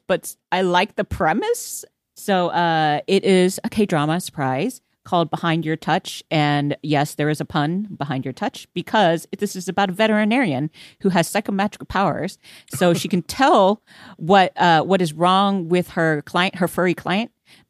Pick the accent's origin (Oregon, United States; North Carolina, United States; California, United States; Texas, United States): Texas, United States; Houston; now in Los Angeles, United States; like I came from Houston where we had lots of hurricanes.